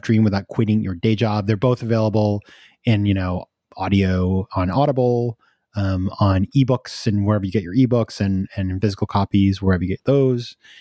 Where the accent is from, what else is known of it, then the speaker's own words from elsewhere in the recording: New York, United States; I'm a New Yorker, right? We're all insane over here.